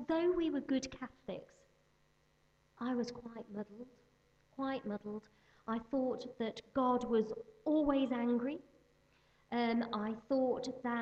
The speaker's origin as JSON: {"language": "English", "town": "Birmingham", "region": "West Midlands", "country": "United Kingdom", "tie": "born or raised there", "said": "I was born in Birmingham, so I'm a Midlander."}